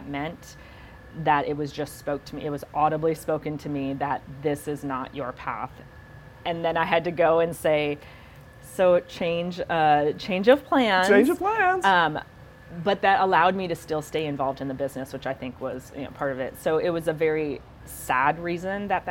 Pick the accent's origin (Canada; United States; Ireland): United States; Midwest; now in Bakersfield, United States; I'm from the Midwest. I'm from 8,000 people, that's small